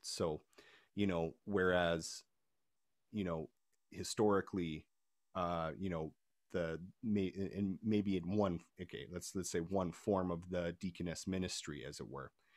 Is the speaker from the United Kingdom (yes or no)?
no; Canada; I'm from Canada